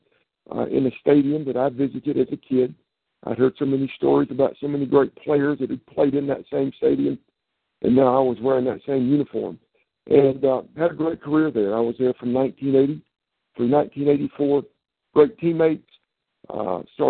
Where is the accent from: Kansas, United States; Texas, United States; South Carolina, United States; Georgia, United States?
South Carolina, United States; Columbia; I grew up, born and raised in Columbia, South Carolina. Still live in the Midlands of South Carolina, been here all my life